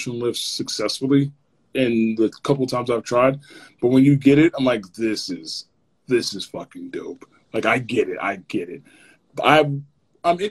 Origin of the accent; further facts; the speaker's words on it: Maplewood, New Jersey, United States; I grew up in Maplewood